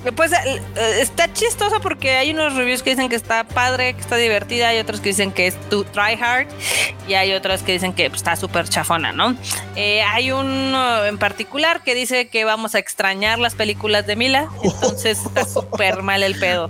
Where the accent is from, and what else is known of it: Mexico